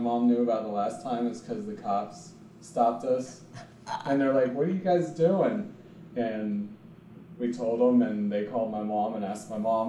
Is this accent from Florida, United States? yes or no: yes; Lake County, Florida, United States; been here for, I don't know, 17 years. I grew up in Lake County.